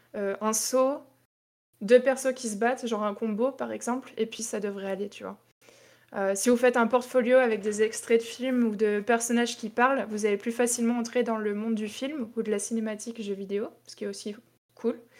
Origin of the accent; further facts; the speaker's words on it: Tours, Centre-Val de Loire, France; moved away as an adult; also born or lived in Toulouse; je suis de Tours